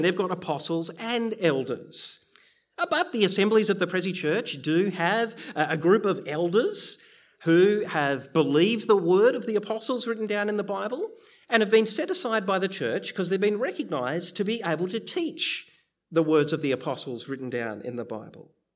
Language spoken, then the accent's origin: English; Bendigo, Victoria, Australia; I grew up in Bendigo